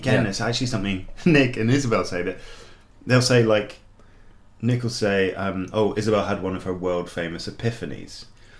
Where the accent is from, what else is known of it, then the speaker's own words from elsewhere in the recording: Scotland, United Kingdom; I'm Scottish.